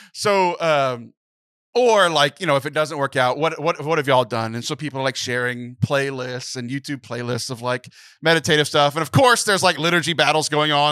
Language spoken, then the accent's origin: English; Texas, United States; born or raised there